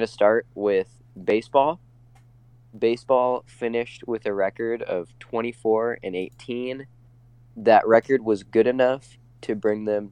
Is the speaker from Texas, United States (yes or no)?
no; Spokane, Washington, United States; I'm from Spokane